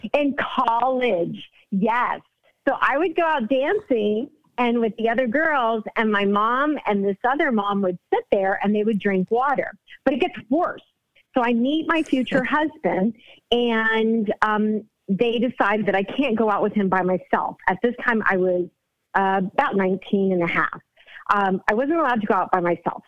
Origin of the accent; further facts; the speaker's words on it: United States; I was born here in the States. My parents were born in Cuba, so I'm Cuban American